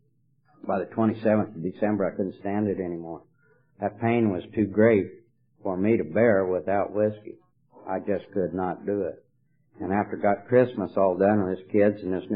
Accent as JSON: {"language": "English", "region": "Colorado", "country": "United States", "moved": "as an adult", "lives_now": "California, United States", "said": "I live in California, but I'm not from California. I'm from Colorado"}